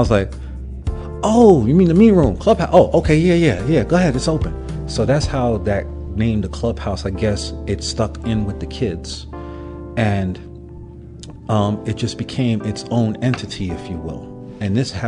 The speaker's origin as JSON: {"language": "English", "town": "New York City", "region": "New York", "country": "United States", "tie": "born or raised there", "said": "growing up in Brooklyn, but I grew up during the crack era."}